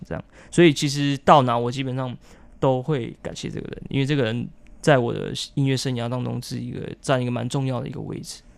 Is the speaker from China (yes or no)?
no; Dawu, Taitung County, Taiwan; first language Paiwan; Chinese is a second language; now in Taipei, Taiwan; 我的家乡，因为我家乡隔壁是一个叫大鸟村， 哦 因为大武很多老鹰